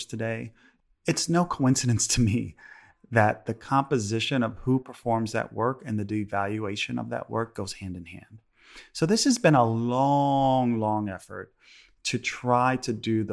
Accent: Chicago, Illinois, United States; Chicago's my hometown

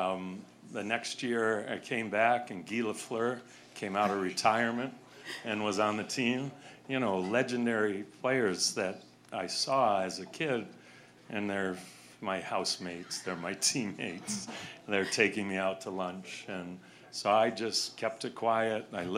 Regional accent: Connecticut, United States; growing up in Connecticut

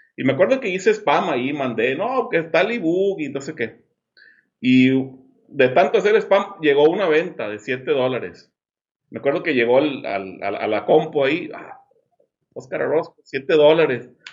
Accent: Monterrey, Nuevo León, Mexico; now in Los Cabos, Mexico; Ahora soy de Monterrey, como tú, pero vivo acá en Los Cabos

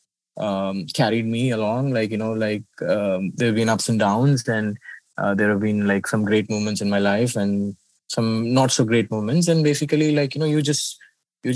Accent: India; moved away; I come from slums in India, where access to education, paying for funerals, paying for marriages, or any function used to be it was Herculean for us

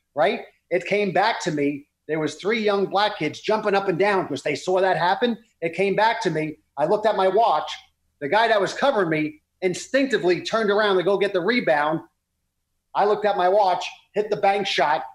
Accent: New York City, New York, United States; we grew up in Brooklyn

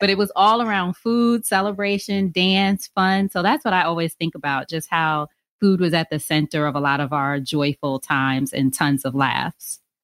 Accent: Long Island, New York, United States; also born or lived in Queens, New York; I'm from New York originally. And, but my immediate family lived in Long Island

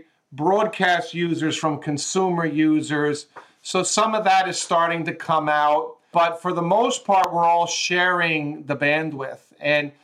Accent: New York, United States; moved away as an adult; also born or lived in Southern California; now in Los Angeles, United States; I grew up in New York

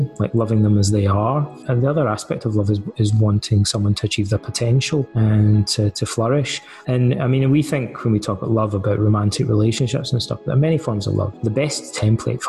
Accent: Ayr, Scotland, United Kingdom; moved away as an adult; also born or lived in Aberdeen, Scotland / England / Canada; now in Athens, Greece; I grew up in the west coast of Scotland in a town called Ayr

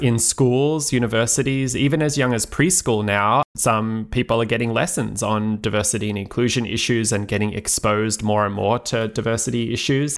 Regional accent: Australia; moved away; I'm originally from Australia and trained as a lawyer

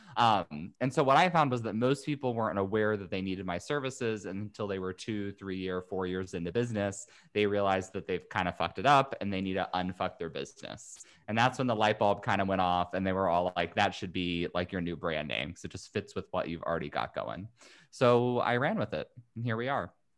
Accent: Indiana, United States; moved away as an adult; now in California, United States; I'm originally from Indiana, but moved out to California to go to law school a hot minute ago

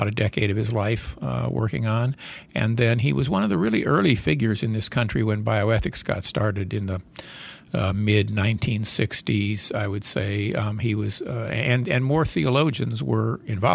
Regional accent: northwestern Indiana, United States; moved away as an adult; also born or lived in Illinois / Ann Arbor, Michigan; I'm a Midwestern boy. I actually grew up, I was born in Illinois, but I grew up in northwestern Indiana

